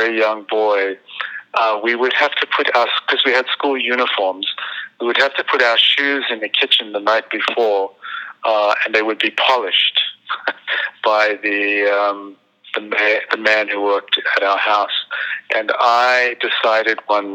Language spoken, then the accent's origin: English; South Africa; moved away as an adult; now in New York, United States; for a white person growing up in South Africa in the 60s and 70s, and really almost into the 80s, life was amazing. I went to beautiful schools